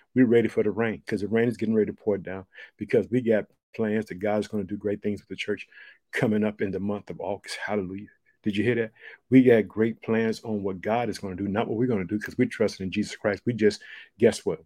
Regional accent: United States; also born or lived in Chicago, Illinois; the United States of America, which is my home country. I live in the state of Illinois. I reside in the city of Chicago.

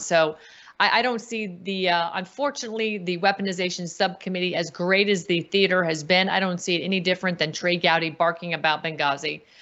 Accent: United States; I'm an American. I'm not a U S citizen anymore

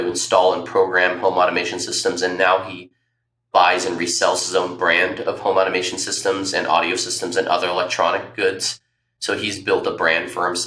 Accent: Tempe, Arizona, United States; I was born and raised in Tempe, Arizona

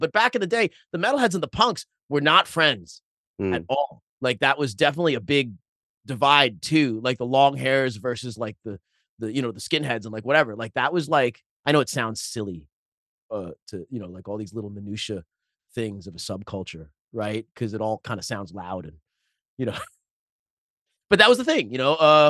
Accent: Bellerose, New York, United States; I grew up in Belrose, Queens, which it was and still is a working class neighborhood. At the time when I was growing up, it was all Irish Italian, except for me.

